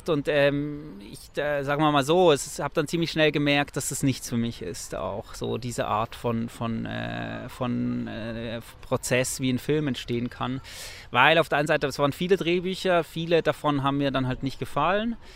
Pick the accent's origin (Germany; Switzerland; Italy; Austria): Switzerland; ich bin in der Schweiz aufgewachsen, ich kenne das Wattenmeer nicht, kannte das Wattenmeer nicht.